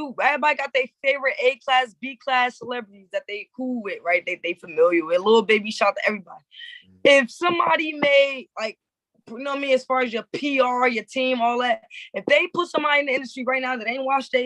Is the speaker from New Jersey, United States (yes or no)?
yes; New Jersey, United States; I'm from Jersey